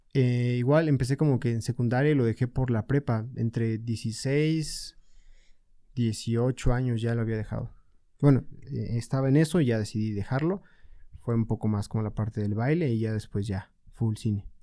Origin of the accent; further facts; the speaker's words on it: Puebla, Mexico; Yo soy originario de Puebla. Y pues sí, aquí he estado toda mi vida